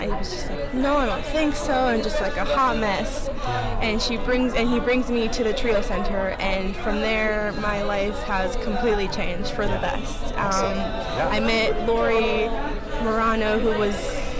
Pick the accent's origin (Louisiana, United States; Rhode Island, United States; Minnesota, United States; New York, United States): Minnesota, United States; moved away as an adult; also born or lived in California; now in Colorado, United States; I was born in California, raised in Minnesota. Both my parents are from Mexico City.